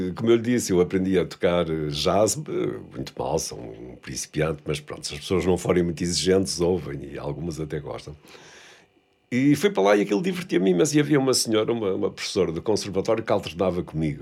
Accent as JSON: {"language": "Portuguese", "town": "Vila do Conde", "region": "Norte", "country": "Portugal", "tie": "born or raised there", "also_born_or_lived": "Porto", "said": "Nasci no Porto, hum. cresci em Vila de Conde"}